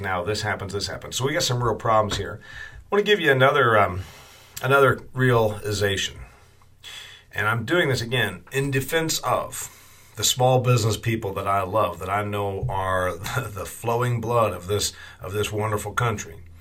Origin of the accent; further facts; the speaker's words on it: Indiana, United States; my home state of Indiana